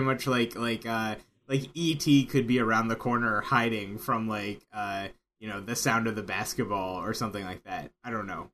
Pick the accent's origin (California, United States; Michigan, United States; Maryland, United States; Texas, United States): Maryland, United States; I grew up in Maryland, therefore the O's.